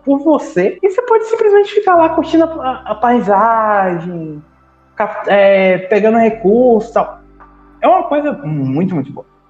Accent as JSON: {"language": "Portuguese", "region": "interior of Bahia", "country": "Brazil", "said": "Aqui na, na minha cidade"}